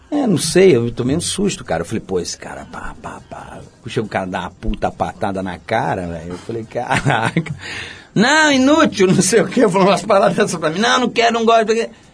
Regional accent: São Gonçalo, Rio de Janeiro, Brazil; moved away as an adult; also born or lived in Niterói; now in São Paulo, Brazil; eu sou niteroense criado em São Gonçalo

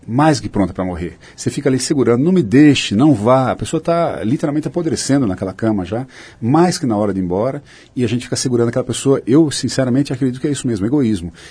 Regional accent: Sorocaba, São Paulo, Brazil; eu sou de Sorocaba e nós somos do mesmo ano que você citou, inclusive.

